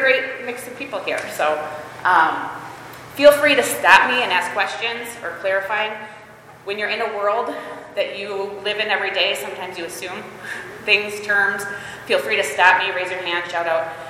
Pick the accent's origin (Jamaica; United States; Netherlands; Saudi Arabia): United States; Holland, Michigan; moved away as an adult; also born or lived in Costa Rica; my husband and I moved back to Michigan. I am originally from Holland Christian